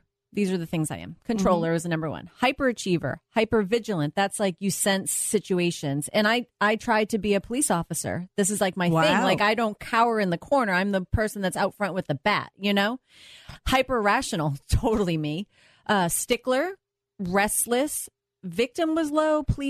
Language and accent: English; Boston, Massachusetts, United States; I'm from Boston, so I know how to get there.